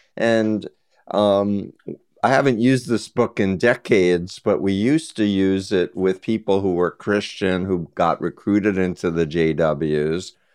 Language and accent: English; New York, United States; I grew up in New York